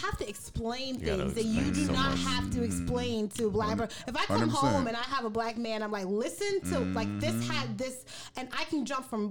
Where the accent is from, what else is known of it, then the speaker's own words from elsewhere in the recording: United States; I was raised in America, but I was literally raised in little Caribbean town